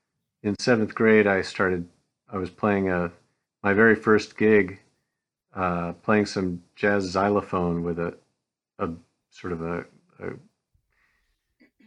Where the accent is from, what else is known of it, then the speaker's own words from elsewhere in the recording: Traverse City, Michigan, United States; also born or lived in Chicago, Illinois / Raleigh, North Carolina; I consider myself from Michigan, though I was born in Chicago, and I did spend 6 years of my grade school years in North Carolina in Raleigh, but we moved back to Michigan after that stint in Raleigh